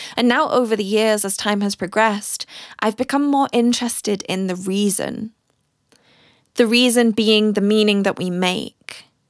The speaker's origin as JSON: {"language": "English", "country": "United Kingdom", "also_born_or_lived": "Germany", "moved": "as an adult", "lives_now": "South Africa", "said": "being British German"}